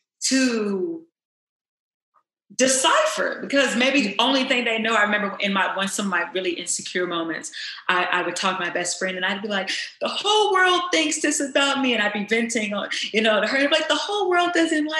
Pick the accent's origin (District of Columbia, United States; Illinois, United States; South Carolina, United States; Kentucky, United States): Kentucky, United States; Louisville; now in Los Angeles, United States; growing up, I'm from Louisville, Kentucky